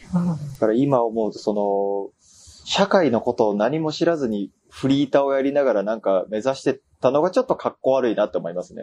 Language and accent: Japanese; Osaka, Japan; moved away as an adult; now in Tokyo, Japan; 大学が東京なんですよ。地元大阪で。